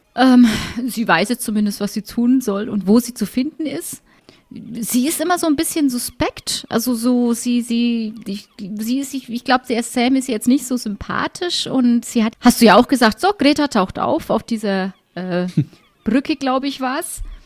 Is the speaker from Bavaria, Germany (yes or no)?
yes; Middle Franconia, Bavaria, Germany